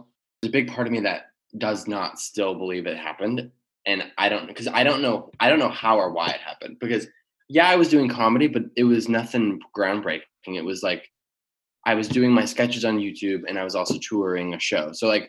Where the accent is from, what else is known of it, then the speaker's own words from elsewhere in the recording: Michigan, United States; moved away as an adult; also born or lived in Virginia; now in Los Angeles, United States; I was born in Virginia. I moved to Michigan at like age one.